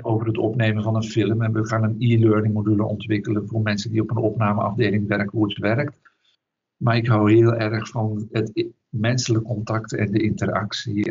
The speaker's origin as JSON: {"language": "Dutch", "town": "Duffel", "region": "Flanders", "country": "Belgium", "tie": "born or raised there", "moved": "yes", "lives_now": "Netherlands", "said": "ben opgegroeid in België, in Vlaanderen, in een, eh, een dorpje tussen Antwerpen en Brussel. En dat dorp heet Duffel"}